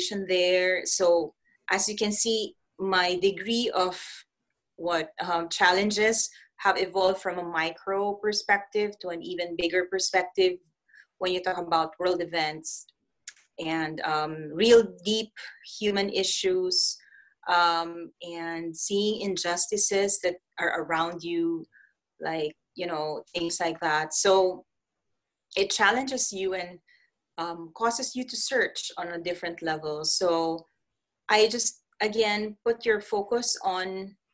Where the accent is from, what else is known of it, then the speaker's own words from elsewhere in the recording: Philippines; moved away as an adult; also born or lived in Switzerland / Middle East; I come from Philippines